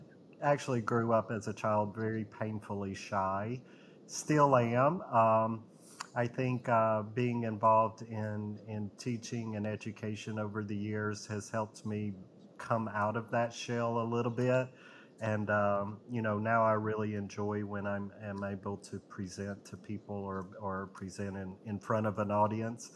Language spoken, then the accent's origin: English; Gadsden, Alabama, United States; also born or lived in Birmingham, Alabama; Gadsden, Alabama is where I was raised.